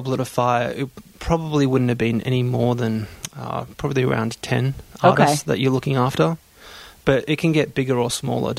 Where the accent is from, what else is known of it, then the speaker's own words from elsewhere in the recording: Melbourne, Victoria, Australia; accent: Australian; I'm from Melbourne.